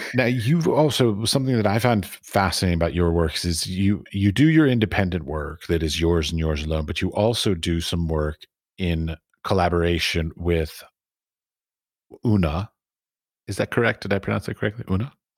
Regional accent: United States; being an American

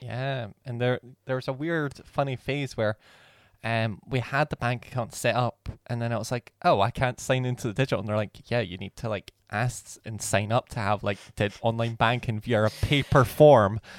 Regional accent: Scotland, United Kingdom; we're from Scotland

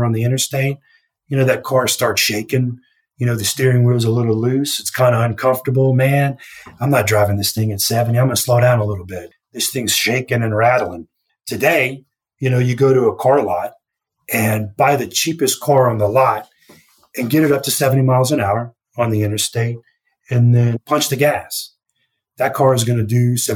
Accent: Louisiana, United States; when I was a kid growing up in Louisiana

